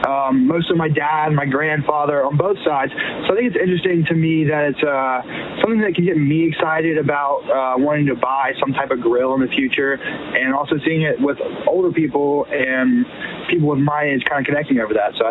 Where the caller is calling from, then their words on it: Jacksonville, Florida, United States; I'm from Jacksonville, Florida.